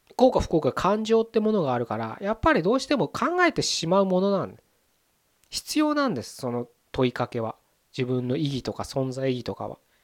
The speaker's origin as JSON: {"language": "Japanese", "country": "Japan", "tie": "born or raised there", "said": "僕らこのね日本に生まれて生きてます"}